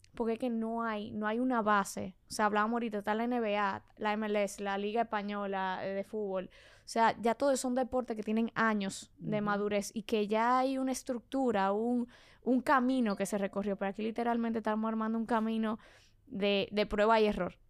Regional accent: Santo Domingo, Distrito Nacional, Dominican Republic; also born or lived in Mexico; yo soy de Santo Domingo. Nací aquí, me crié aquí, todo aquí

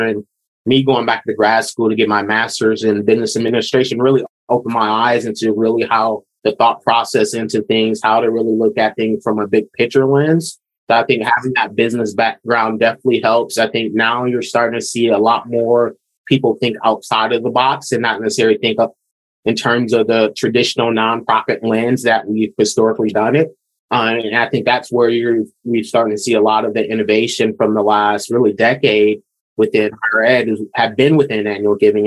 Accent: Lansing, Michigan, United States; moved away as an adult; also born or lived in Washington State; now in Oregon, United States; I'm from Michigan. So born and raised in, in Lansing

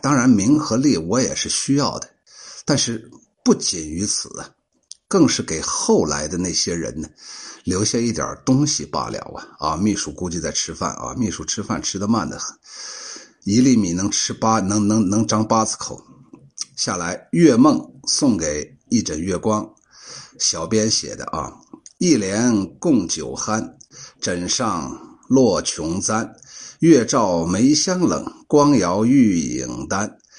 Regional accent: Shaanxi, China; 我们陕西人呢，都懂这个“魔乱”是啥意思

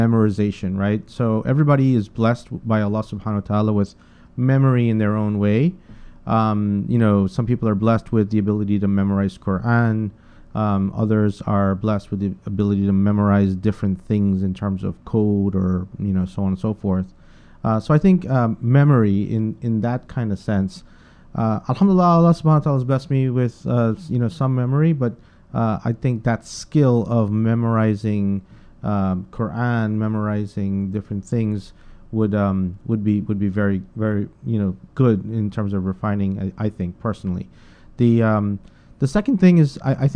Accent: New York City, New York, United States; also born or lived in Guyana / Bronx, New York / Queens, New York; I was born in Guyana, South America, and I migrated here with my parents and my brother in the early 80s into the Bronx, New York. And we lived in the Bronx for about 3 years, and then we moved to Brooklyn, New York. Went to junior high and high school, Brooklyn Tech High School here in Brooklyn, New York

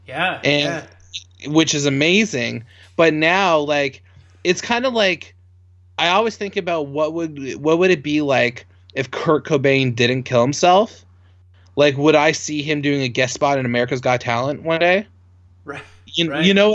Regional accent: Canada; I'm a Canadian

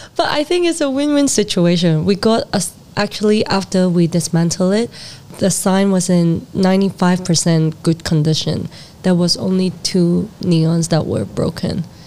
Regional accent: Hong Kong; also born or lived in Netherlands; my hometown where I got a lot of rejections

